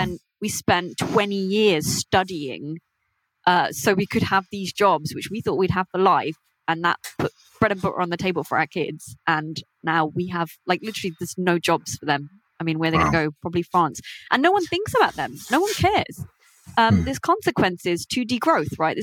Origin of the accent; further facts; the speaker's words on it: United Kingdom; I have Indian heritage. I grew up in Britain, but my parents are Indian